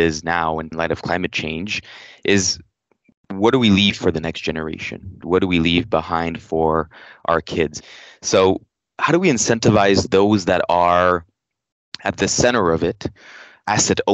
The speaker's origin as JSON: {"language": "English", "country": "Canada", "moved": "yes", "lives_now": "Singapore", "said": "I'm from Canada"}